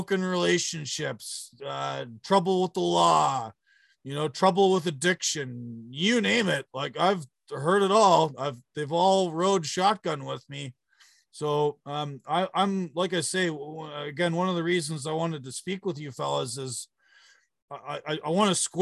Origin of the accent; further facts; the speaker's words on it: Southern Ontario, Canada; I grew up in Southern Ontario